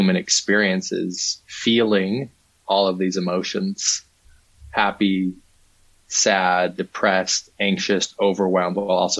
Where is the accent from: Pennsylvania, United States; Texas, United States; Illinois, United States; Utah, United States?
Utah, United States; I grew up Mormon in Utah